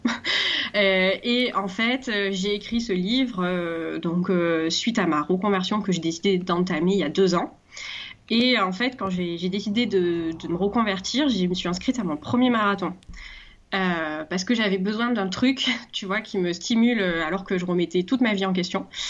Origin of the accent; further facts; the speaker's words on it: Marseille, Provence-Alpes-Côte d'Azur, France; je suis marseillaise